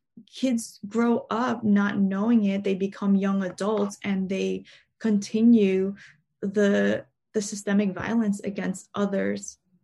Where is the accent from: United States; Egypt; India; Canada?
United States; New York City, New York; I've been fortunate enough to be born and raised in New York City.